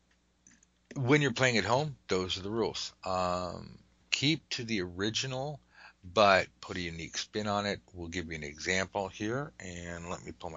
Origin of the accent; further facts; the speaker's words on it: United States; I'm an American.